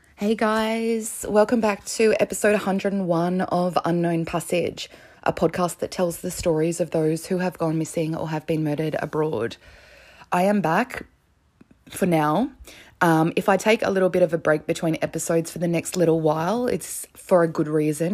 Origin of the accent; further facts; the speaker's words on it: Connecticut, United States; I'm from Connecticut in the US